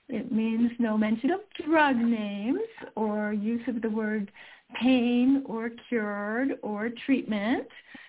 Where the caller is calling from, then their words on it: Utah, United States; I'm calling in from Utah.